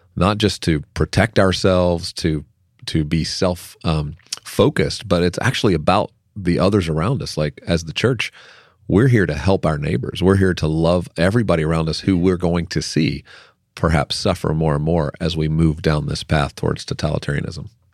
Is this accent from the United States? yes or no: yes; Lynchburg, Virginia, United States; I grew up in Jerry Falwell's church in Lynchburg, Virginia